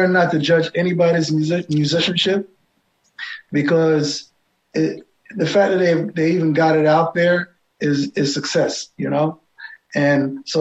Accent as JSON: {"language": "English", "country": "United Kingdom", "said": "I call myself a Jam Englishman because I'm British. My mother's Jamaican and my father's American."}